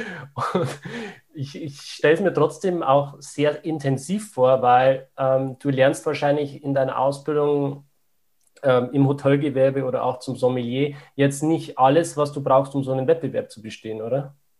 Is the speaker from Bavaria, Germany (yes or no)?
yes; Upper Palatinate, Bavaria, Germany; ich komme aus der Oberpfalz